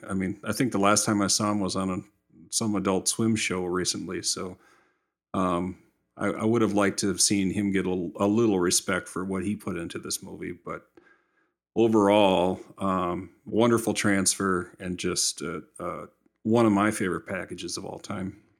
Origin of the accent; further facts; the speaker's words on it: Minnesota, United States; I'm from Minnesota